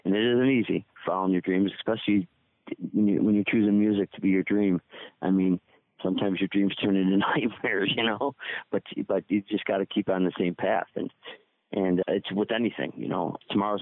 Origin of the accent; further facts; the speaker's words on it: Buffalo, New York, United States; I'm from Buffalo